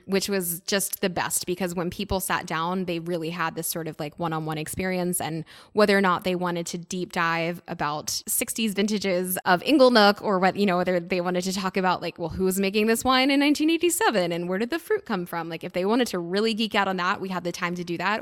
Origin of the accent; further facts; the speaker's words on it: United States; accent: very American; also born or lived in New York City; now in Napa Valley, United States; my accent's very American